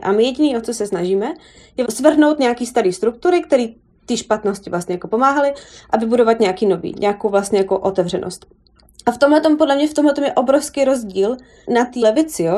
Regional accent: Czechia; moved away as an adult; now in New York, United States; já jsem z Česka

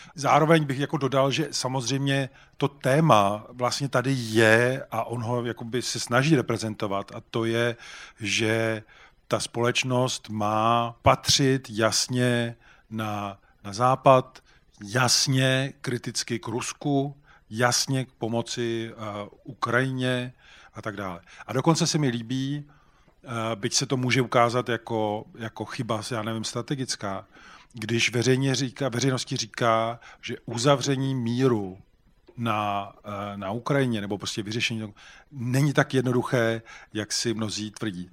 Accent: Czechia; jako Češi

